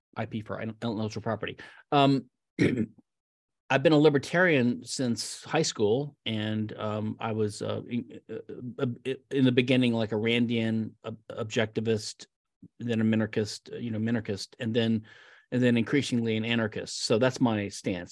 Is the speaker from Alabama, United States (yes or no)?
no; Louisiana, United States; also born or lived in Philadelphia; now in Houston, United States; I'm from Lou, the state of Louisiana, a great state to be from